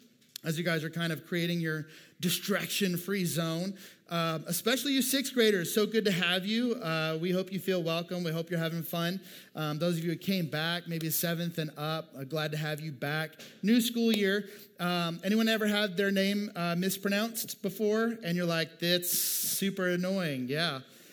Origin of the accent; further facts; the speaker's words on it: Montgomery, Alabama, United States; also born or lived in Minnesota; I moved in third grade from Minnesota to Alabama. And so there was a wildly different culture.